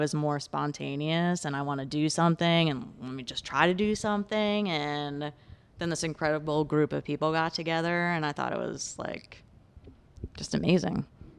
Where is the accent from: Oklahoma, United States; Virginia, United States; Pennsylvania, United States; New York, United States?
New York, United States; I grew up on Long Island.